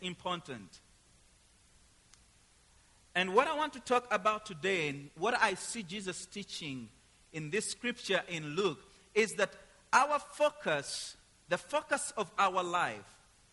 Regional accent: Uganda; moved away as an adult; I come from Uganda, East Africa

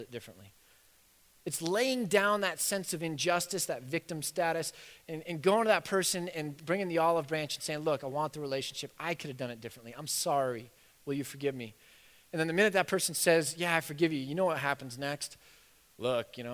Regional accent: United States; We're so American

